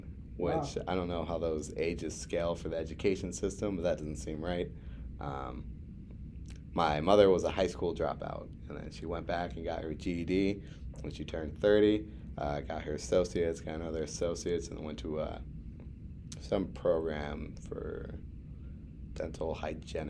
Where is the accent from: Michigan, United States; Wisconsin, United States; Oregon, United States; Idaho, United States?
Wisconsin, United States; Milwaukee; moved away; also born or lived in West Des Moines; I was born in an actual city, so like by the standards of population, I'm considering West Des Moines small. Milwaukee is a very populous city